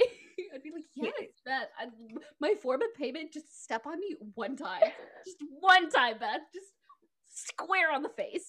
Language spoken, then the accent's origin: English; Texas, United States; it's where I live. Which is funny because I'm actually from Texas, so it's interesting.